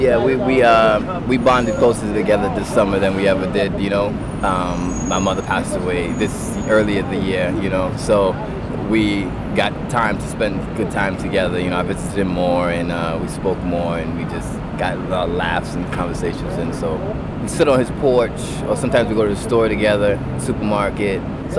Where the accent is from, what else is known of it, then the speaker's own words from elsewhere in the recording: New York City, New York, United States; I'm from Brooklyn, New York.